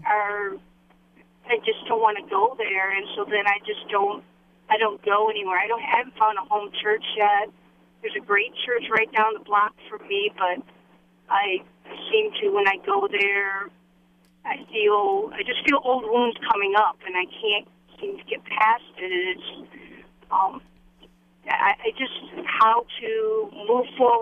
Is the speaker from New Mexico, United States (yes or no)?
no; Ohio, United States; moved away as an adult; now in Berthoud, United States; I'm from Ohio. I've been out here 2.5, going on 3 years.